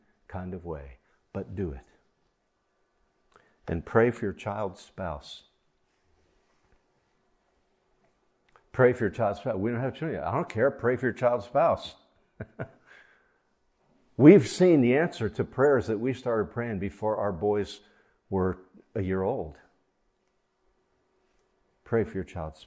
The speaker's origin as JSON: {"language": "English", "region": "Ohio", "country": "United States", "tie": "born or raised there", "said": "I grew up in Ohio"}